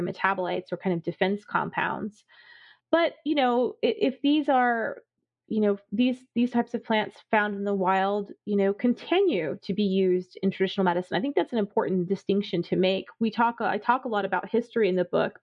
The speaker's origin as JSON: {"language": "English", "region": "South Florida", "country": "United States", "tie": "born or raised there", "said": "I grew up in South Florida"}